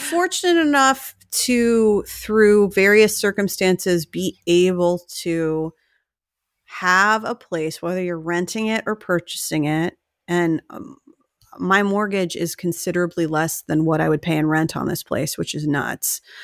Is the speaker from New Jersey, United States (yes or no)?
yes; New Jersey, United States; we're both from New Jersey